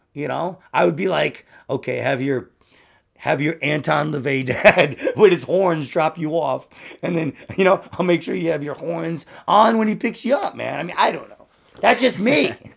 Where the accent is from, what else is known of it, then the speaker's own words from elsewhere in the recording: United States; I'm American